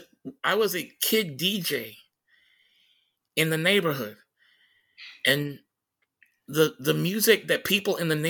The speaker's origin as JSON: {"language": "English", "town": "Tacoma", "region": "Washington", "country": "United States"}